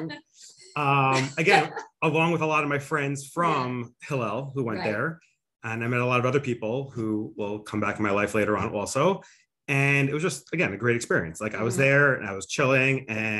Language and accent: English; Highland Park, New Jersey, United States; I grew up in Highland Park, New Jersey.